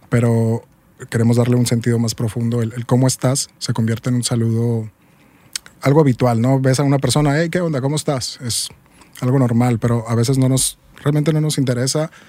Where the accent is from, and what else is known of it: Hermosillo, Sonora, Mexico